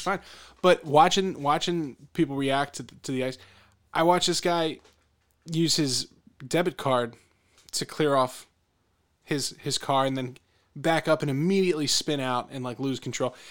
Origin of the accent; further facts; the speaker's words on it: Philadelphia, Pennsylvania, United States; I'm from, I'm from the Philadelphia area.